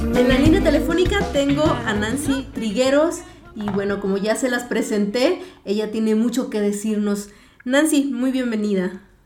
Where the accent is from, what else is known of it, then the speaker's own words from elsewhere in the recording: Mexico; somos mexicanos poderosos